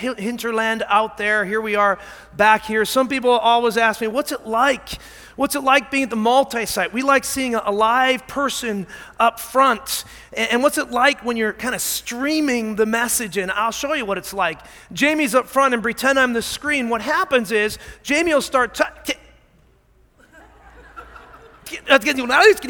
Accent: Scotland, United Kingdom; I am Scottish

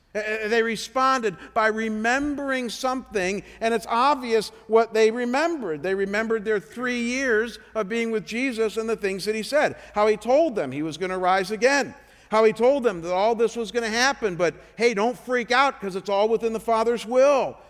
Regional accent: Chagrin Falls, Ohio, United States; moved away as an adult; Cleveland, Ohio, my hometown called Chagrin Falls

